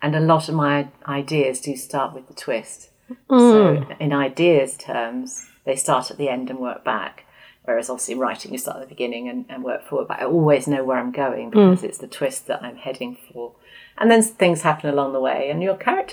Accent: Oxford, South East England, United Kingdom; my hometown

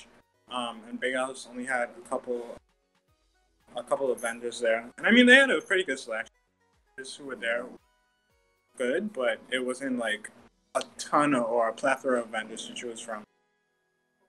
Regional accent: Bahamas; as Bahamians

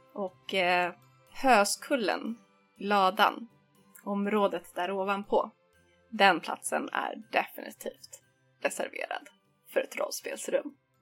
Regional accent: Stockholm, Stockholm County, Sweden; vi hemma i Stockholm brukade spendera helgerna i garaget där jag, min pappa och min lillebror

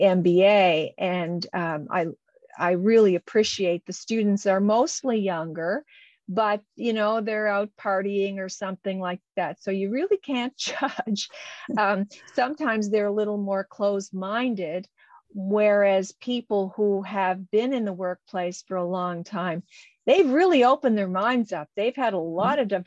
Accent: Canada; I'm a Canadian

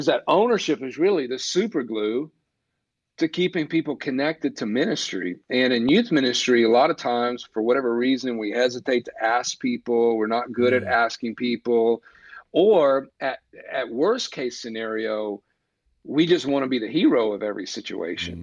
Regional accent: East Coast, United States; moved away as an adult; now in Burbank, United States; I'm from the East Coast

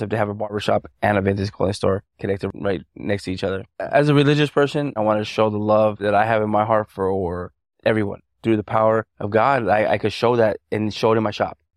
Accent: El Paso, Texas, United States; born there; also born or lived in Albuquerque; now in Las Vegas, United States; Uh, I was born in El Paso, Texas. My dad was in the military, and we moved back to Albuquerque.

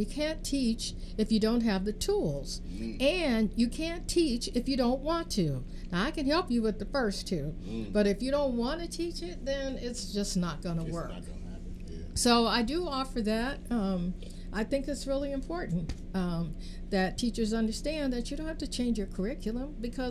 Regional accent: Richmond, California, United States; I grew up here. I grew up in Richmond

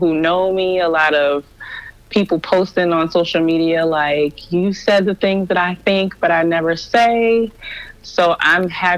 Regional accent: Maryland, United States; moved away as an adult; now in Florida, United States; I had been born and raised in Maryland my whole life. I lived in the same little radius of probably 15 to 20 miles for 30 plus years.

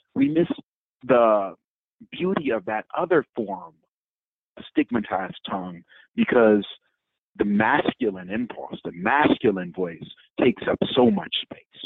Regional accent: Detroit, Michigan, United States; my hometown, Detroit

